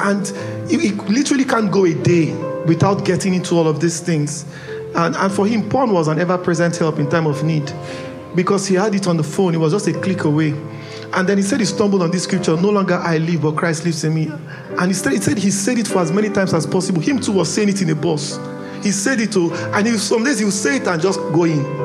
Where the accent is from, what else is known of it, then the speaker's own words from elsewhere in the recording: Port Harcourt, Rivers State, Nigeria; I grew up in Port Harcourt. The part of town I grew up, there was enough vices to go around.